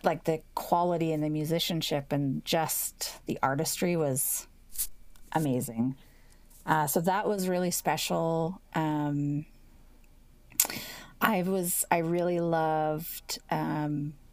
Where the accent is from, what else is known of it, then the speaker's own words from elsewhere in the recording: Edmonton, Alberta, Canada; moved away as an adult; also born or lived in Toronto; I grew up here in Edmonton